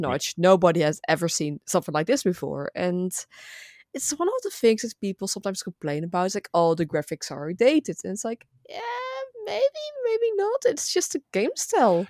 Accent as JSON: {"language": "English", "country": "Netherlands", "first_language": "Dutch", "second_language": "English", "said": "I'm from the Netherlands"}